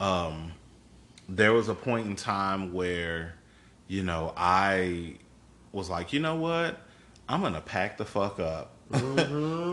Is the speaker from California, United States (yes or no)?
no; Chicago, Illinois, United States; moved away as an adult; now in Houston, United States; I am not originally from Texas. Um, all of my family, all of my family, are in Chicago